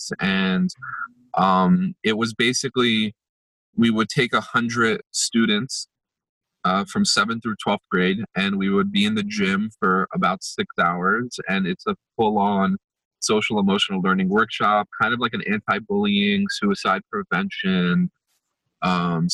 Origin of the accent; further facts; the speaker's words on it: United States; also born or lived in Jerusalem, Israel; I was born in Jerusalem in Israel, and I always think like, wow, if my parents didn't bring me to the States, like I grew up in Jersey and New York